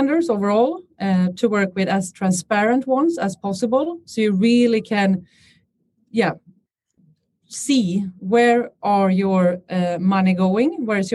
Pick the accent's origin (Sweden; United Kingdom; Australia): Sweden; Stockholm, Stockholm County; I'm born and raised in Stockholm